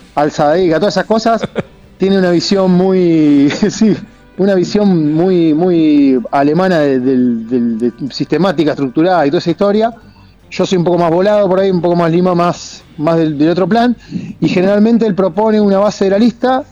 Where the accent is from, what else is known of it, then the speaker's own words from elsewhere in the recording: Argentina; nosotros nos criamos en Argentina